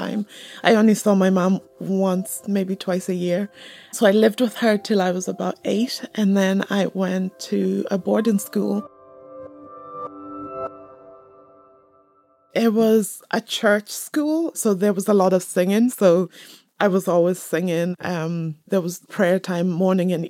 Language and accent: English; Dublin, Leinster, Ireland; moved away as an adult; also born or lived in Kenya / Michigan; now in Belfast, United Kingdom; I was born in Kenya, spent most of my life in Dublin, and then moved up to Northern Ireland.